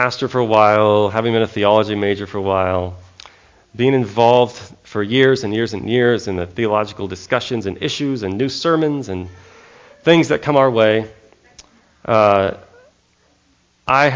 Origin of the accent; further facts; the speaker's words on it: California, United States; also born or lived in Texas; When people heard I was from California